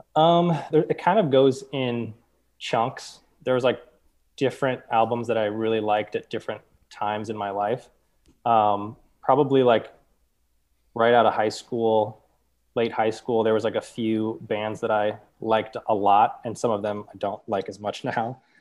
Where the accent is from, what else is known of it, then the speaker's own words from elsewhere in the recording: St. Louis, Missouri, United States; I was born and raised in Saint Louis, um, kind of North County